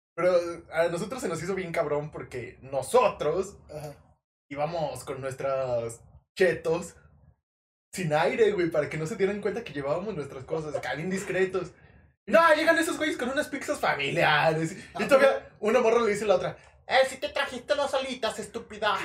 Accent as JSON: {"language": "Spanish", "country": "Mexico", "said": "como mexicanos consumidores de cine"}